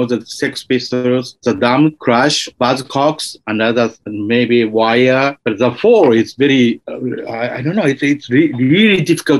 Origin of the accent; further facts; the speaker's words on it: Kyoto, Japan; I was growing up in Kyoto.